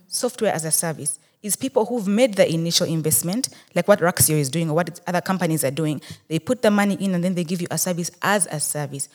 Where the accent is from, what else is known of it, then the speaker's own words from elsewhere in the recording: Rukungiri, Western Region, Uganda; I am a Muchiga from Rukunjiri